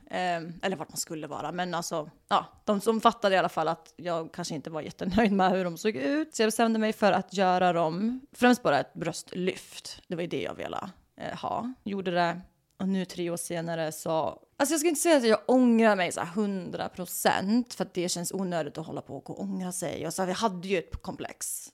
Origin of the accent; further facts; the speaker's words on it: Sweden; moved away as an adult; now in Los Angeles, United States; jag är ju fan svensk. Jag brukar ju bo i Sverige